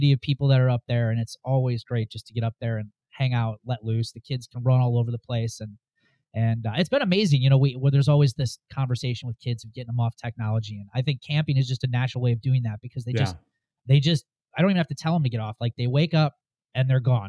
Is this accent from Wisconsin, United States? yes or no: yes; Wisconsin, United States; Born and raised in Wisconsin